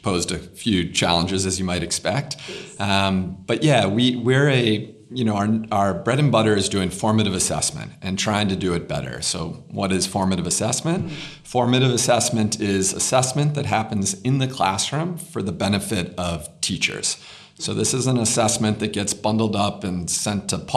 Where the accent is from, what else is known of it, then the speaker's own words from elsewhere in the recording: United States; accent: American; now in South Africa; you can hear my accent. It's an American accent